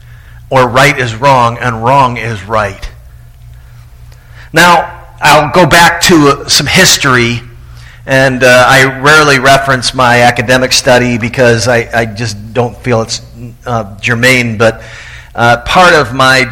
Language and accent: English; Tallahassee, Florida, United States; my hometown of Tallahassee, Florida